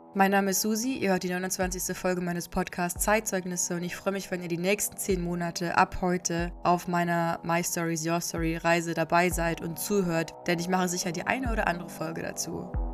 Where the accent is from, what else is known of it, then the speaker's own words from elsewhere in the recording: Germany; ich und wir als Deutsche